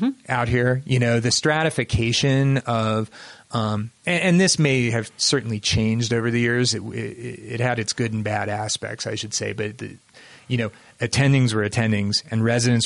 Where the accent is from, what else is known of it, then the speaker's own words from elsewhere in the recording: Cincinnati, Ohio, United States; moved away as an adult; also born or lived in Indiana; now in Utah, United States; I was born and raised in Cincinnati